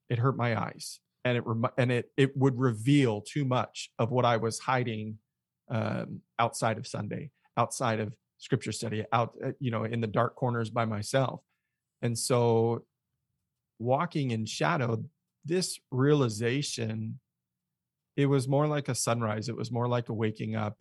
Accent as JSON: {"language": "English", "town": "Mesa", "region": "Arizona", "country": "United States", "tie": "born or raised there", "said": "grew up in Arizona, Phoenix area, specifically Mesa. Um, kinda born and raised"}